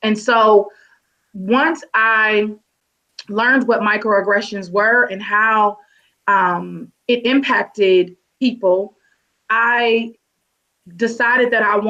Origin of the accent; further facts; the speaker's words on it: Cincinnati, Ohio, United States; growing up in Cincinnati, Ohio